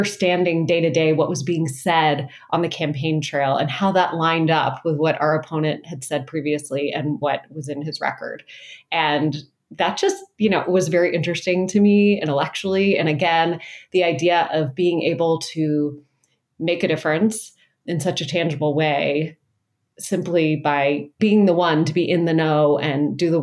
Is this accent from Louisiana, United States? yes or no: no; Atlanta, Georgia, United States; also born or lived in North Carolina / Washington, D.C.; now in Shaker Heights, United States; I grew up in Atlanta, Georgia, and North Carolina, but now I live in the great state of Ohio